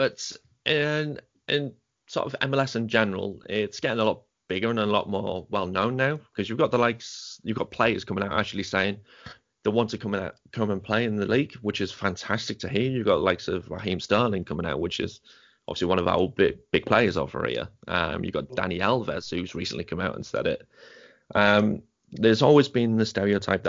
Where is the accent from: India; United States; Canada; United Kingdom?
United Kingdom; the Northeast, North East England; moved away; I'm from the Northeast, so I used to go to the Middlesbrough games. I was a season ticket holder there. And I don't live there now